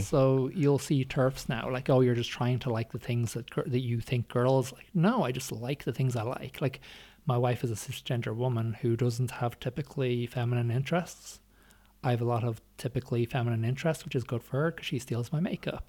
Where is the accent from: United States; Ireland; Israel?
Ireland; growing up in Ireland